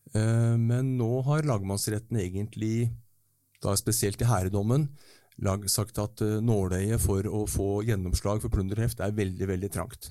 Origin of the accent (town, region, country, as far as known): Norway